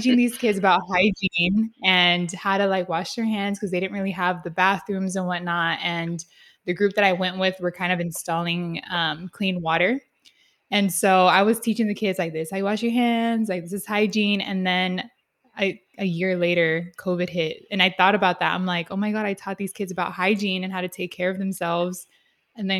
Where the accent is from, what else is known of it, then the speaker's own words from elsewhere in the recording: San Diego, California, United States; born in San Diego